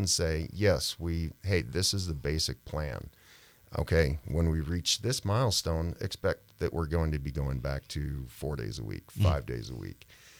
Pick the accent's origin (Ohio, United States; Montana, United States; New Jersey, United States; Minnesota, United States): Montana, United States; Helena; moved away as an adult; I grew up here in Helena and graduated Capital High in 1992